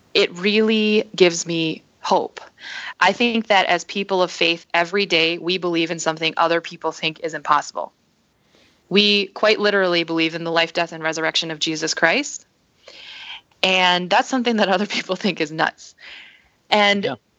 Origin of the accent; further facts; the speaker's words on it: northern Minnesota, United States; also born or lived in South Korea; I was adopted at the age of six months, so I grew up here in the States in northern Minnesota with my family